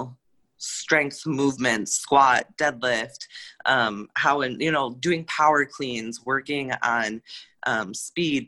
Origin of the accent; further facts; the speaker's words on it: Austin, Minnesota, United States; moved away as an adult; now in Minneapolis, United States; I'm from Austin, Minnesota